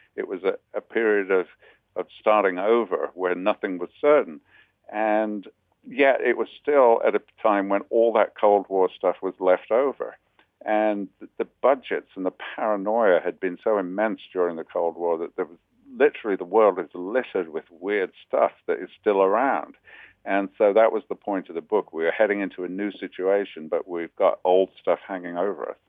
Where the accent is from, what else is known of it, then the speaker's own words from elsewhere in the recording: United Kingdom; now in New York, United States; as a Brit